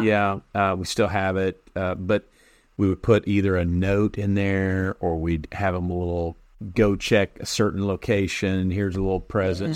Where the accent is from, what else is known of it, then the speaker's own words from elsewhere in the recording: Illinois, United States; moved away; I was from Illinois